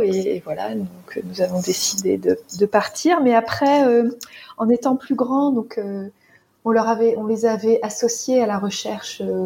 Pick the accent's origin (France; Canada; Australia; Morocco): France; moved away as an adult; j'avais 27 ans quand on est parti, on a quitté la France